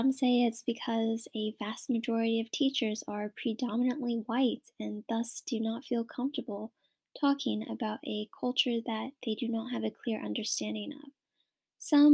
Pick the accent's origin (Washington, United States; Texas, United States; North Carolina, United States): Washington, United States; Wapato; I am from Wapato, Washington, born and raised here, and I actually live on the Yakima Indian Reservation